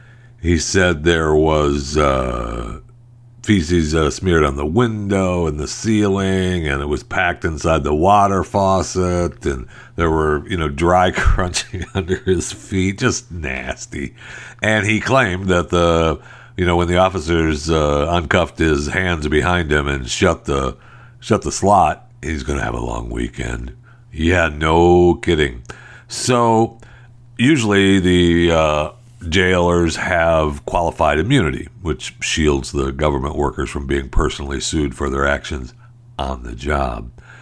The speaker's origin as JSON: {"language": "English", "region": "Michigan", "country": "United States", "tie": "born or raised there", "said": "I was raised in Michigan."}